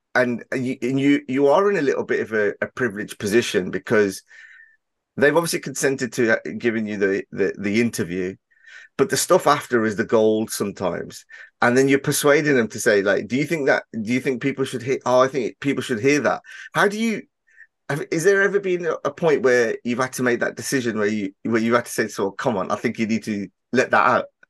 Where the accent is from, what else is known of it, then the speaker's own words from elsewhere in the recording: Birmingham, West Midlands, United Kingdom; my accent and, and the area that I'm from in Birmingham, we do have a certain, um, way of, uh, speaking